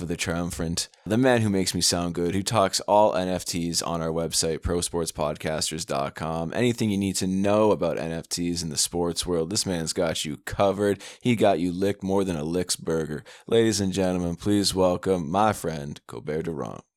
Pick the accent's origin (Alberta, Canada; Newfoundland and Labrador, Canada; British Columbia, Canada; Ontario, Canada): Newfoundland and Labrador, Canada; moved away; I hail from Newfoundland originally, like my background, so we go to the regatta almost every year when I was down there